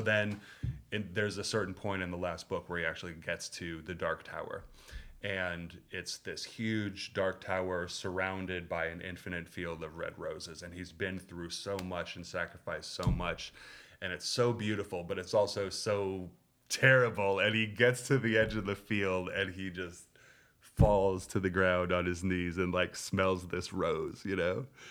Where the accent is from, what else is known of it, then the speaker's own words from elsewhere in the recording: Minneapolis, Minnesota, United States; moved away as an adult; also born or lived in Berkeley; I grew up in Minneapolis in a not particularly Jewish community